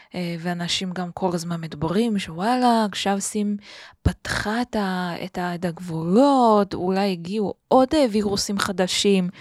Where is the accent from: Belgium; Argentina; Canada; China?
China; Beijing; Hebrew is a second language; moved away as an adult; also born or lived in Tel Aviv, Israel; now in Israel; כשהייתי בתיכון mm-hmm. בבייג'ינג